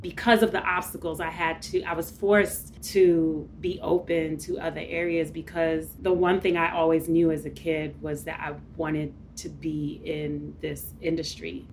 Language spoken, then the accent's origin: English; New York City, New York, United States; first generation of Caribbean parents growing up in East New York, Brooklyn